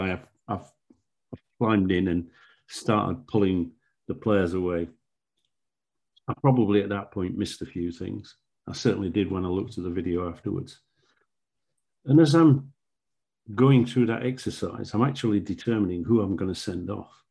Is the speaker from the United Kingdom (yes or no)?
yes; Yorkshire and the Humber, United Kingdom; I was brought up in South Yorkshire and I'd refereed on the Northern Premier League when it was formed.